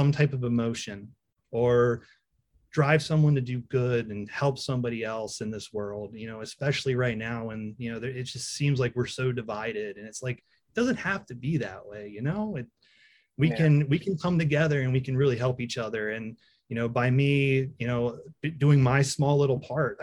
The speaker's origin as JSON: {"language": "English", "town": "Taneytown", "region": "Maryland", "country": "United States", "said": "we're from Tawnytown, a little town nobody knows"}